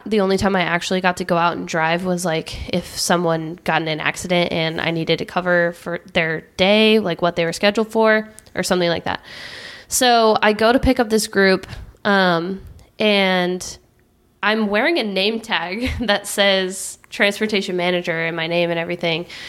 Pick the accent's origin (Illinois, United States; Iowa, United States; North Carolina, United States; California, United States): California, United States; I'm from California